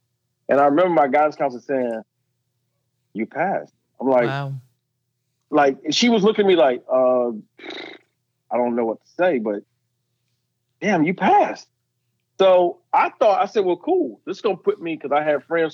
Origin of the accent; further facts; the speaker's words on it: Columbia, South Carolina, United States; I'm from, I grew up in Saxon Homes. I went to public school in Columbia.